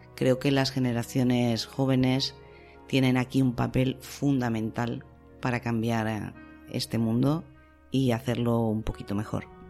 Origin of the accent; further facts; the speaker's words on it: Salamanca, Castile and León, Spain; en Salamanca, que es mi tierra